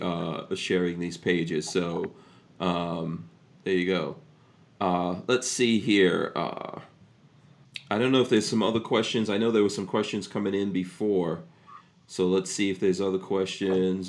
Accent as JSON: {"language": "English", "region": "New York", "country": "United States", "tie": "born or raised there", "also_born_or_lived": "New Jersey", "moved": "yes", "lives_now": "Florida, United States", "said": "I grew up in New York"}